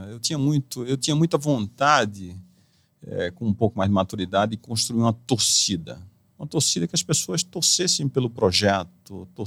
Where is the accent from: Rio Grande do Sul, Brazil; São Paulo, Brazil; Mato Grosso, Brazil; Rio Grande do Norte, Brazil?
São Paulo, Brazil; São José do Rio Preto; Está lá na minha terra agora, em São José do Rio